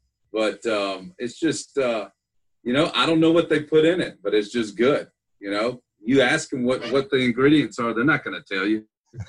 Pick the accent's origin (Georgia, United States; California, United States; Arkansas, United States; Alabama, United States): Alabama, United States; South; now in Charleston, United States; I grew up in South Alabama.